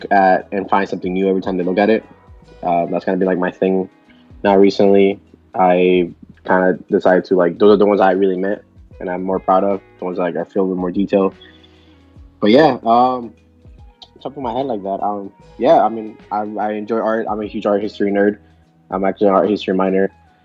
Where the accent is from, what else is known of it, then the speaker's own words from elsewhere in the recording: South Florida, United States; first language Spanish; English is a second language; also born or lived in Nicaragua; I'm from South Florida. I was actually raised here, and I was born in Nicaragua, though.